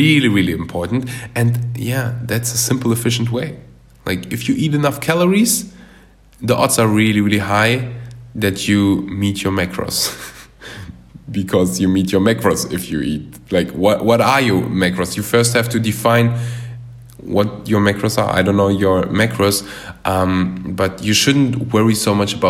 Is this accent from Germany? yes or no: yes; Germany; moved away as an adult; now in Bali, Indonesia; I was born and raised in Germany, but my parents are from Russia, and then they moved to Uzbekistan